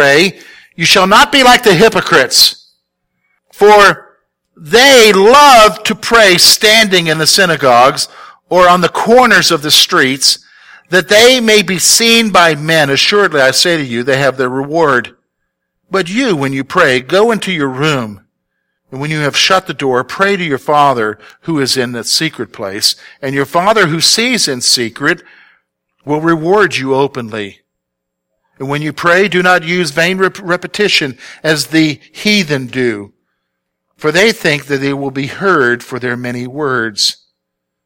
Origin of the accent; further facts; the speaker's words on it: the South, United States; moved away; I'm from the South. I don't speak right